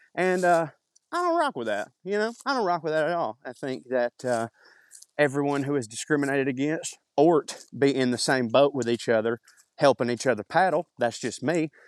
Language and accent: English; the South, United States; accent: Southern; my Southern accent